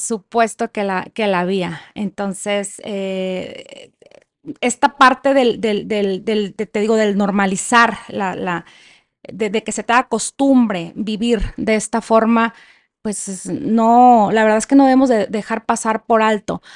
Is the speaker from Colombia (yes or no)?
no; Culiacán, Sinaloa, Mexico; moved away as an adult; now in Chihuahua, Mexico; Yo soy de Sinaloa, no estoy tan en el norte, más bien es noroeste